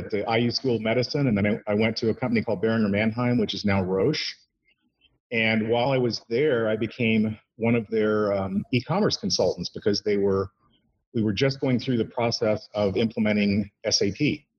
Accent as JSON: {"language": "English", "region": "Indiana", "country": "United States", "tie": "born or raised there", "said": "and then came back to my home state, Indiana."}